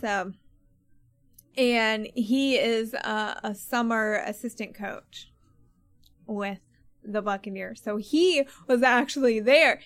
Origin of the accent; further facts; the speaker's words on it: Maryland, United States; I grew up in Maryland